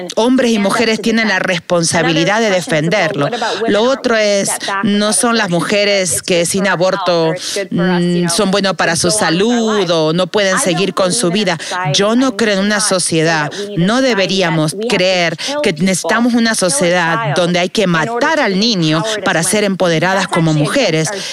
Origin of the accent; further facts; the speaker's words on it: Northern California, United States; now in Los Angeles, United States; Crecí en el norte de California